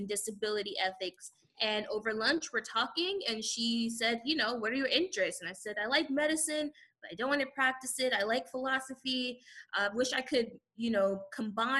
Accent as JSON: {"language": "English", "town": "San Antonio", "region": "Texas", "country": "United States", "lives_now": "Houston, United States", "said": "I'm from San Antonio, Texas"}